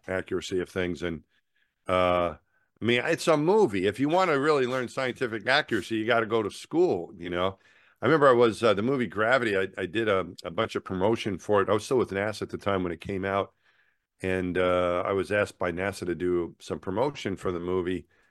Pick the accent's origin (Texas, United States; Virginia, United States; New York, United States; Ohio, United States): New York, United States; Franklin Square; moved away; the town I grew up in, Franklin Square